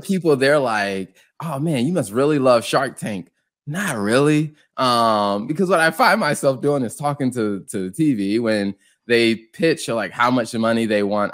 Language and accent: English; the Carolinas, United States; moved away; also born or lived in suburbs of Chicago; I grew up in the Carolinas